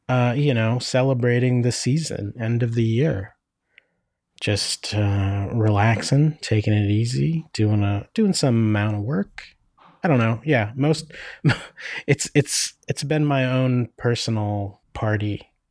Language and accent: English; Northeast Pennsylvania, United States; now in Oakland, United States; where I grew up in Northeast PA